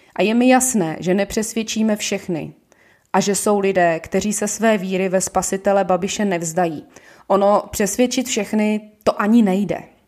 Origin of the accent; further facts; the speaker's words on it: Ostrava, Moravian-Silesian Region, Czechia; now in Prague, Czech Republic; Jsem rodačka z Ostravy a žiju v Praze Nuslích.